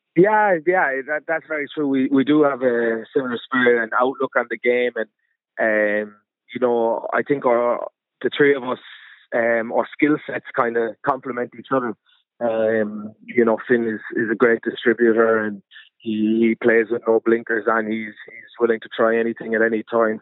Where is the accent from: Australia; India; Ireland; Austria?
Ireland; Munster; moved away as an adult; now in France; I grew up in Ireland. I grew up wanting to play for Munster